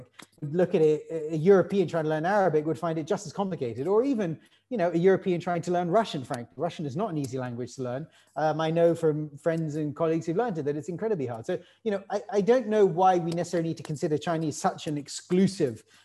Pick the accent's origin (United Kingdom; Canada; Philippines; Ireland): United Kingdom; I'm actually British.